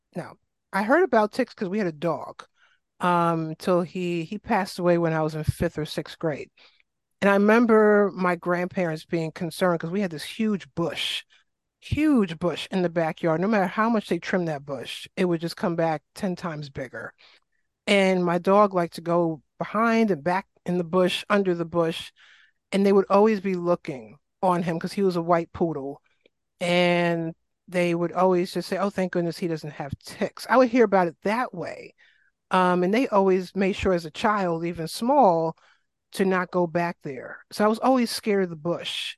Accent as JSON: {"language": "English", "town": "New York City", "region": "New York", "country": "United States", "tie": "born or raised there", "accent": "New York", "moved": "yes", "said": "I grew up in South Jamaica, Queens, shout out to Southside Queens"}